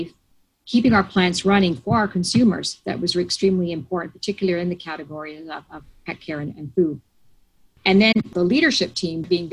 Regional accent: Canada; moved away as an adult; also born or lived in Toronto / Latin America / south of France; now in United States; I'm Canadian, born and bred in Canada

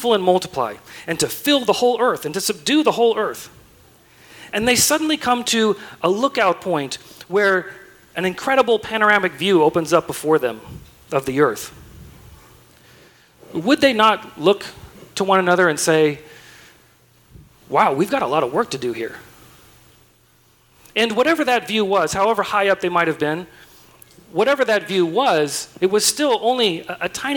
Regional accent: Southern California, United States; now in Texas, United States; I'm from Southern California, so I'm used to having mountains nearby

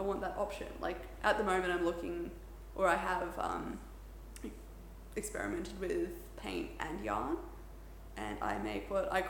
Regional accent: Port Douglas, Queensland, Australia; Port Douglas.

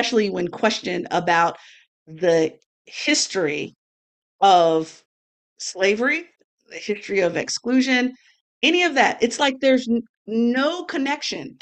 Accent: a southern US state, United States; my home state included.

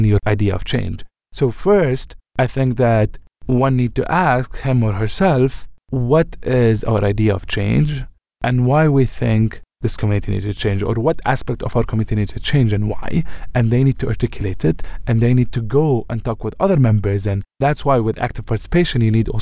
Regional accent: Ramallah, West Bank, Palestine; moved away as an adult; my hometown, Ramallah, in the West Bank

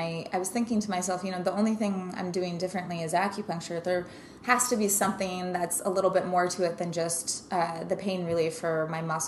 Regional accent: Denver, Colorado, United States; now in New York, United States; I grew up in Denver, Colorado

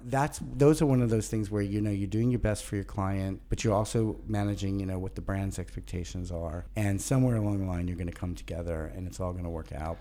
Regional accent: New York City, New York, United States; also born or lived in Birmingham, Alabama / Charlotte, North Carolina; finally came to Brooklyn when I was five, and I arrived with a Southern accent

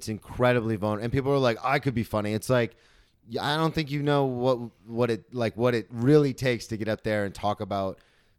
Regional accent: Florida, United States; I came from Florida.

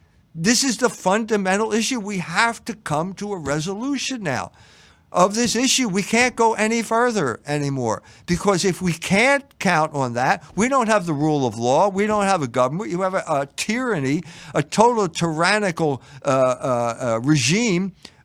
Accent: Philadelphia, Pennsylvania, United States; Colonel McGregor and I grew up in Philadelphia.

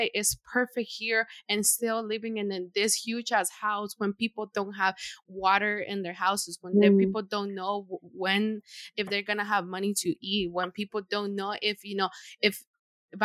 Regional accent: Honduras; now in United States; living over there and then migrating here

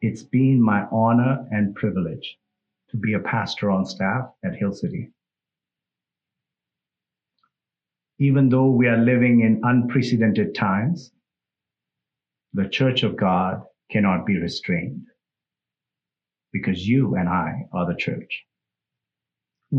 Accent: India; English is a second language; moved away; I'm from India

